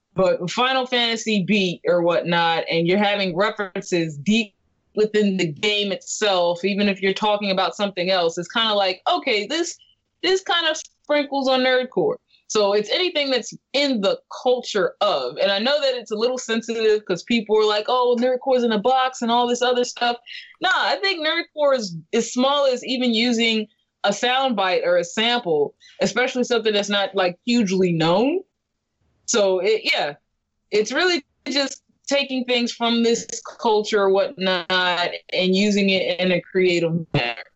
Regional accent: California, United States; I'm from California

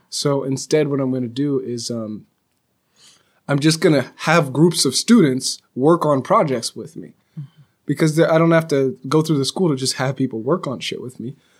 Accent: California, United States; I'm from California

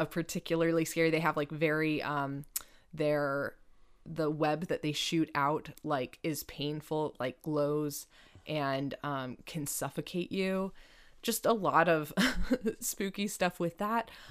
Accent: United States; I'm an American

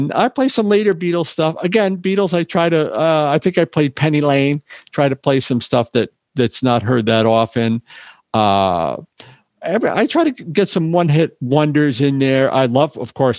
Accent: Northeast, United States; I'm from the East Coast, the Northeast

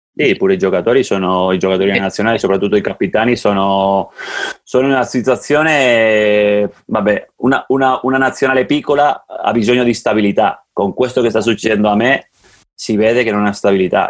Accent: Andorra; il mio paese

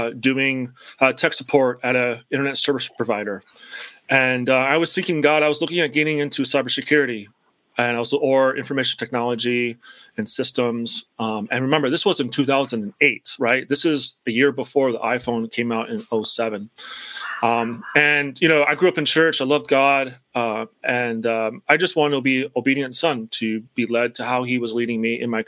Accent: Chicago, Illinois, United States; moved away as an adult; now in Pennsylvania, United States; I knew I wanted to stay in the state of Illinois, and that's where I'm from originally, from Chicago originally.

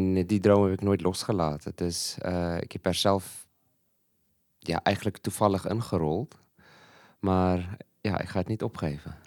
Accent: Malawi; moved away as an adult; now in Netherlands; ik ben een Zuid-Afrikaan, maar ik ben in Malawi geboren en opgegroeid

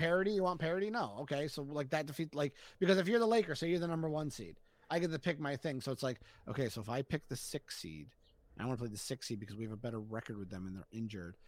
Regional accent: Boston, Massachusetts, United States; my hometown team

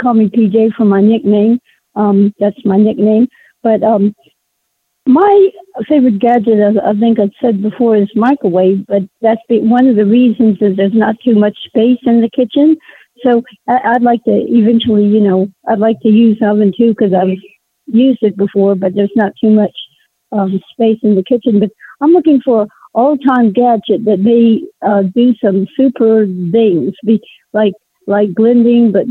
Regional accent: Alexandria, Virginia, United States; Northern Virginia, Alexandria

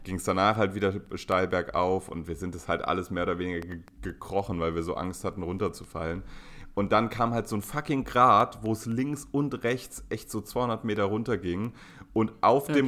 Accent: Berlin, Germany; als arroganter Berliner

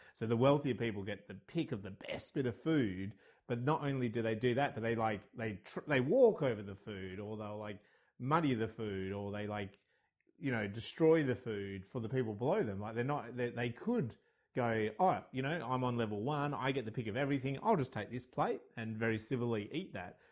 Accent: Australia; I'm Australian

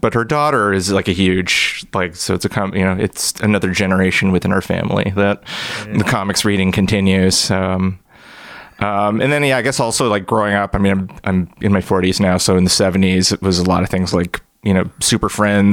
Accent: Brampton, Ontario, Canada; I grew up in Brampton. It's like 45 minutes or so northwest of Toronto

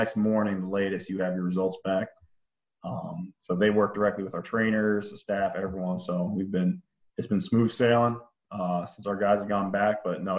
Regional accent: Pennsylvania, United States; also born or lived in North Carolina / Maryland; So I was born down in North Carolina, but kind of my family moved a lot. So I moved up to Maryland, then Pennsylvania, and which where I did my high school ball.

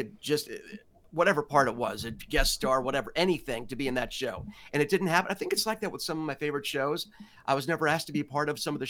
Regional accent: New York City, New York, United States; where I grew up in Greenwich Village in Manhattan, in New York

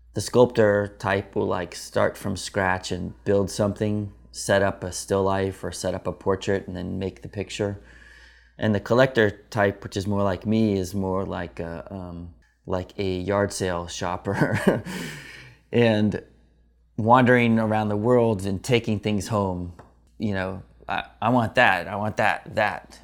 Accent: Atlanta, Georgia, United States; I was born in Atlanta, Georgia

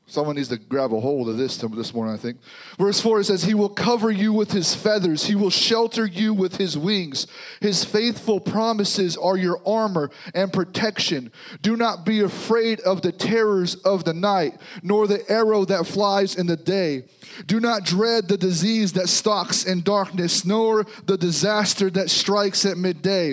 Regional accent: Missouri, United States; This is home for us now. So we're from Missouri, so we're here

